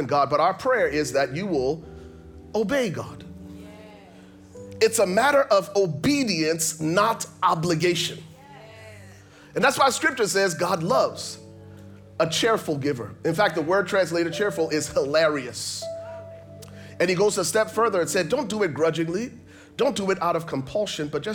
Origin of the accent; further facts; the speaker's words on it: Liberia; I grew up in Liberia, West Africa